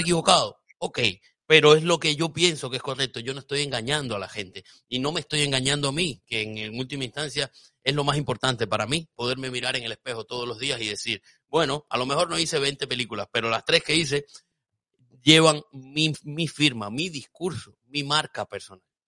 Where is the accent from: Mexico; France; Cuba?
Cuba; now in Spain; Yo salí de Cuba, por supuesto, salí de Cuba adoctrinado